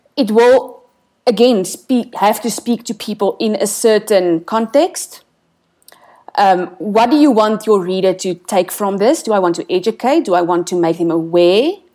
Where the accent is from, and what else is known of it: South Africa